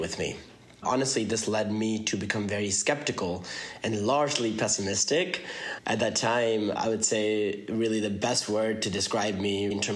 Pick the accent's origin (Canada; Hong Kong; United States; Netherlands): United States; Columbia, Missouri; born or raised there; also born or lived in Karachi, Pakistan; now in Milwaukee, United States